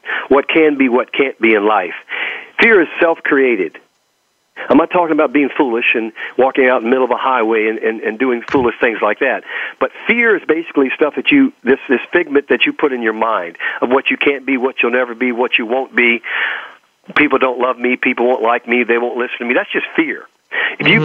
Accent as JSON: {"language": "English", "region": "Texas", "country": "United States", "accent": "Texas", "said": "my Texas accent"}